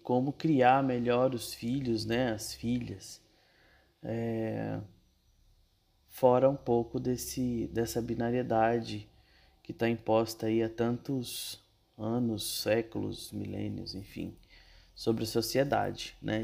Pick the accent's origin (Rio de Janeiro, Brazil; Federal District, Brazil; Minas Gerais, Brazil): Federal District, Brazil; Brasília; moved away as an adult; now in São Paulo, Brazil; Sou de Brasília e moro em São Paulo já há quatro anos.